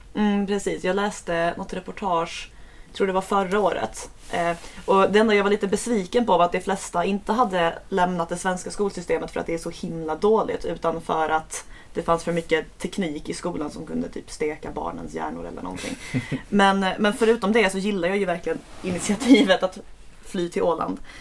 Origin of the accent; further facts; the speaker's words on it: Skåne, Sweden; Jag är skåning